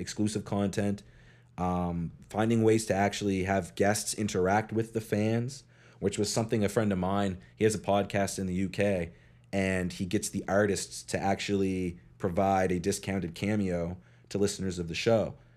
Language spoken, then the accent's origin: English; Eastern Passage, Nova Scotia, Canada; I grew up in Eastern Passage.